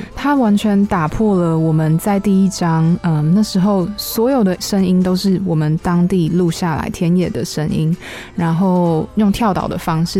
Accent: Taiwan; 我是台湾人

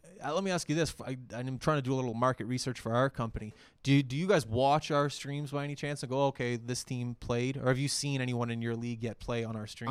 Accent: Halifax, Nova Scotia, Canada; I'm from Halifax.

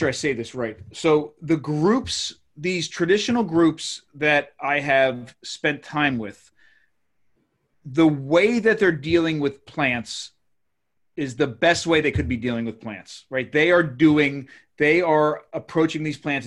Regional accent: Maryland, United States; I come from Maryland

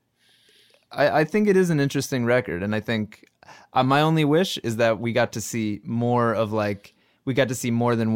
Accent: New Jersey, United States; I'm from New Jersey

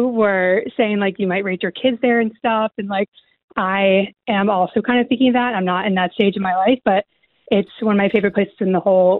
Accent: United States; moved away as an adult; also born or lived in London; I'm an American and I've lived in London for a long time too.

